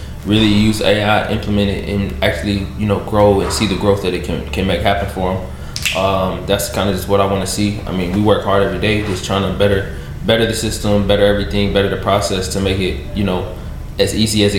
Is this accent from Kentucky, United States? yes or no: yes; Louisville, Kentucky, United States; I'm from Louisville, so I'm from Louisville.